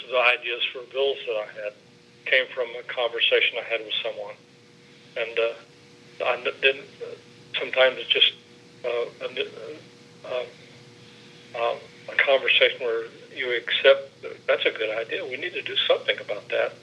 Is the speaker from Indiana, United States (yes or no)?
yes; Southern Indiana, United States; I come from Southern Indiana